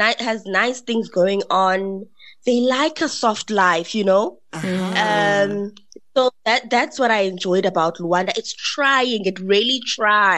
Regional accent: Ekonga, Eastern Cape, South Africa; accent: South African; moved away; also born or lived in Pretoria, South Africa; I'm from Ekonga in the Eastern Cape

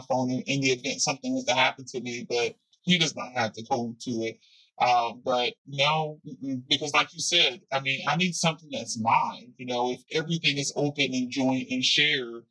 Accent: New Jersey, United States; I'm from Jersey

